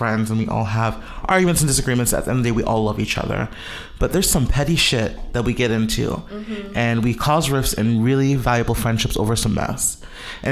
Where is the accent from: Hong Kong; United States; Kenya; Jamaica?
Jamaica; I'm Jamaican Chinese